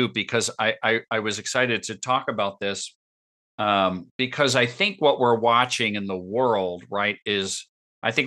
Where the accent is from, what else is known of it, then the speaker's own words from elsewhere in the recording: New York, United States; moved away as an adult; also born or lived in Connecticut; I grew up in New York